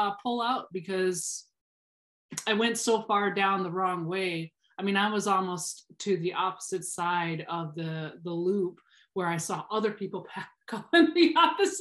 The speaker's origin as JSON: {"language": "English", "region": "Minnesota", "country": "United States", "tie": "born or raised there", "said": "I grew up in Minnesota, so we're land of 10,000 lakes"}